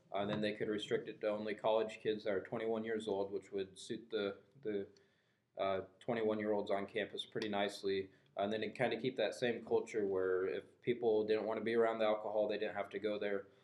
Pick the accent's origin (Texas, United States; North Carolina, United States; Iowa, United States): Iowa, United States; Guthrie Center; I grew up in Guthrie Center, Iowa.